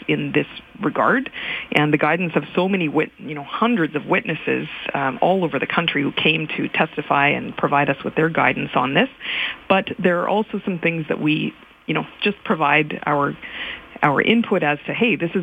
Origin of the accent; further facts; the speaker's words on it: Saskatchewan, Canada; I come from Saskatchewan